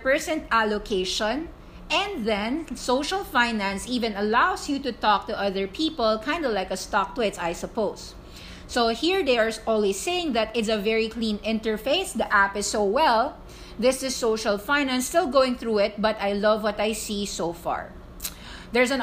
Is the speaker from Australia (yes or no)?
no; Philippines; I'm Filipino. I'm not American.